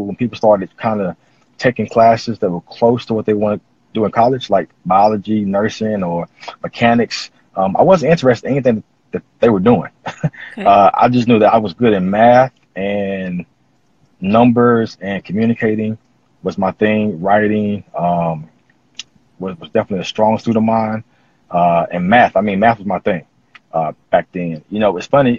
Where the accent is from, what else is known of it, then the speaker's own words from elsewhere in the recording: North Carolina, United States; now in Kansas City, United States; I'm from North Carolina, currently living in Kansas City, Missouri. Well, Kansas City, Kansas